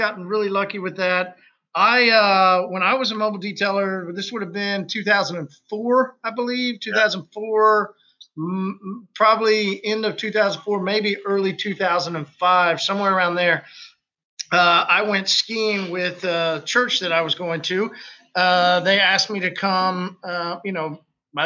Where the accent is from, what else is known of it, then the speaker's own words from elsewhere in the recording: Oklahoma, United States; I'm from Oklahoma.